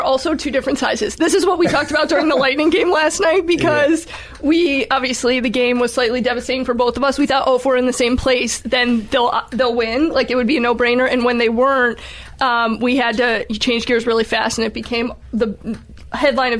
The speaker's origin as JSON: {"language": "English", "town": "Tampa", "region": "Florida", "country": "United States", "tie": "born or raised there", "said": "born and raised in Tampa."}